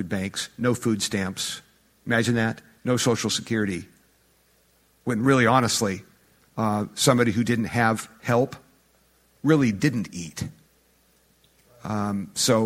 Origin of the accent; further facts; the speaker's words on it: United States; Here we are in America